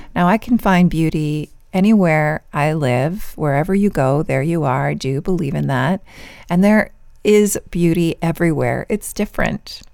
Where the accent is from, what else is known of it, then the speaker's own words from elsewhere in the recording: Vancouver, British Columbia, Canada; moved away as an adult; also born or lived in San Diego, California; my birth province, my birth city, where I recently lived after we moved back to Canada from California, is one of the most beautiful places in the world, Vancouver, British Columbia.